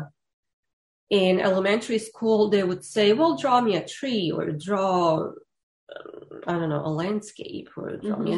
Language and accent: English; Zenica, Federation of Bosnia and Herzegovina, Bosnia & Herzegovina; moved away; I grew up in Zenica, which is industrial town in kind of central Bosnia.